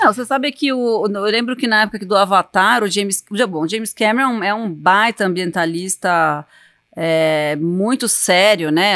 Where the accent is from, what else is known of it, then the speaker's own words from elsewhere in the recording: Brazil; Sou brasileira